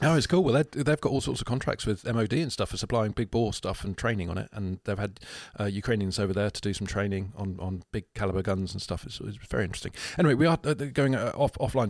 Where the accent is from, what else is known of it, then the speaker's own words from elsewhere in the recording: United Kingdom; We're British.